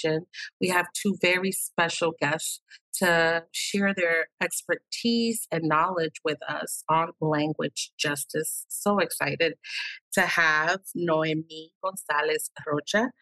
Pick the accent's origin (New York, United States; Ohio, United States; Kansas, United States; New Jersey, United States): New York, United States; New York City; first language Spanish; English is a second language; when I was born in Harlem, but my family for a really long time lived in Washington Heights, which is uptown Manhattan